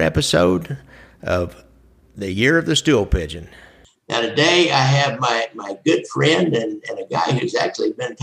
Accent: Kansas City, Missouri, United States; since I'm from Kansas City

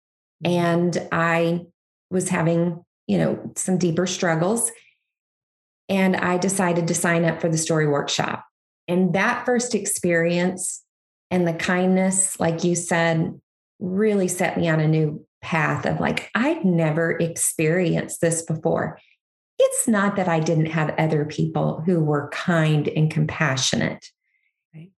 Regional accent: Kansas, United States; now in Missouri, United States; I'm a Kansas girl. I grew up in Kansas, still love Kansas, but I live in Missouri now.

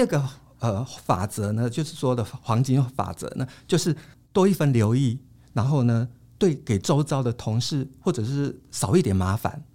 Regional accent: Taiwan; 但在我们台湾人觉得帮人家夹菜是一种很热情的招呼

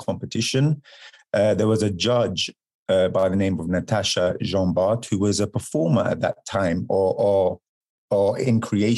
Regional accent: London, United Kingdom; moved away; I'm from London

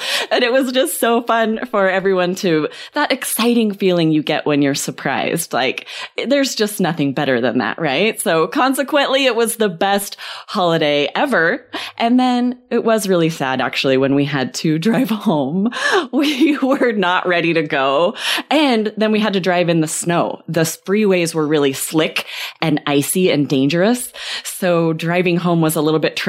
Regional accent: Arizona, United States; We're from Arizona. It never snows here.

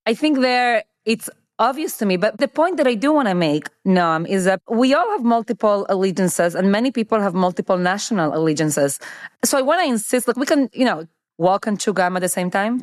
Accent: Argentina; now in United States; I have Argentinian citizenship. I was born in Argentina.

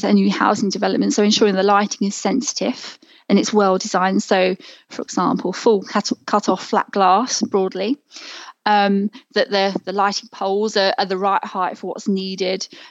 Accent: near Heathrow Airport, edge of London, United Kingdom; I grew up near Heathrow Airport. So, you know, the edge of London

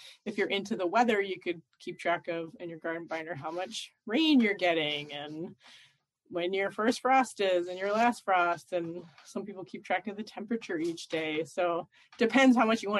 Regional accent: Philadelphia, Pennsylvania, United States; I grew up in Philadelphia in the middle of a big city where we didn't even have a yard

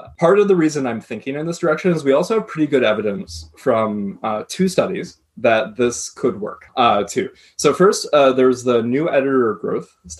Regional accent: United States; I come from the United States

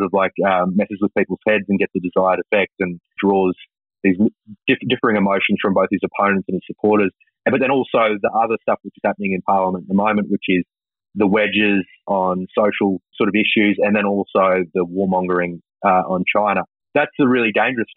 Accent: Toowoomba, Queensland, Australia; I come from Toowoomba

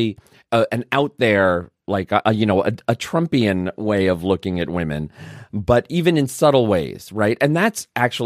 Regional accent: New York City, New York, United States; also born or lived in Vermont; now in Canada; I grew up in Brooklyn.

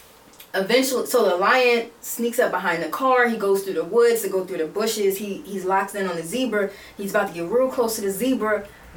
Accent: United States; We're from America.

